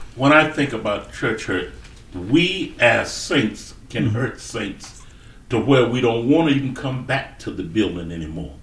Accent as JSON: {"language": "English", "region": "South Carolina", "country": "United States", "tie": "born or raised there", "moved": "as an adult", "said": "I was brought up in South Carolina, brought up on a hmm. farm. I grew up there"}